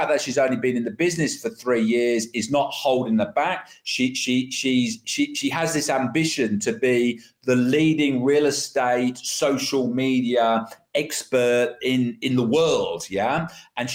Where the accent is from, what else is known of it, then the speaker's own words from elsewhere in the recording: United Kingdom; now in Australia; my home country, the UK